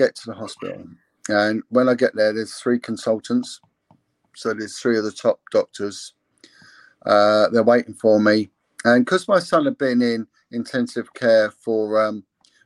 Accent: England, United Kingdom; I'm English

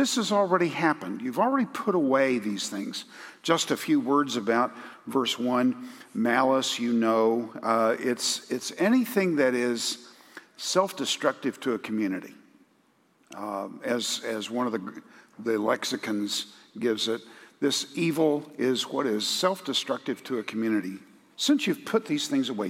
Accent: United States; we're American evangelicals

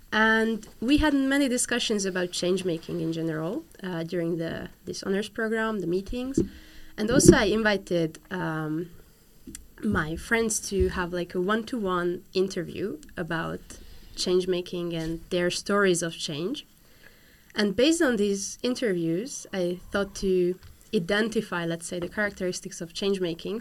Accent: Hungary; I'm from Hungary

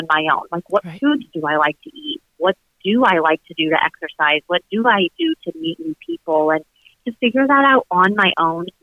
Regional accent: Morton, Illinois, United States; also born or lived in Nashville, Tennessee / Chicago, Illinois; I am born and raised in Morton, Illinois, here, Central Illinois

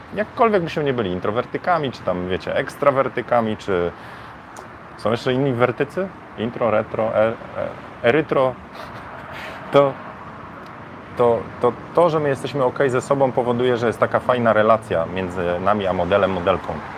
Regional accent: Bydgoszcz, Kuyavian-Pomeranian Voivodeship, Poland; now in Warsaw, Poland; ja jestem z Bydgoszczy, nie? E, w Bydgoszczy było osiedle Fordon. Ja na osiedlu Bajka mieszkałem w Fordonie.

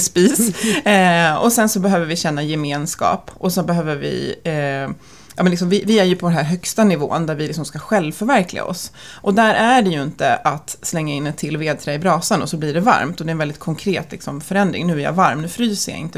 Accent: Stockholm, Stockholm County, Sweden; vi är födda och uppvuxna på två olika pendeltågslinjer i Stockholm. Så att jag är på Bålstalinjen

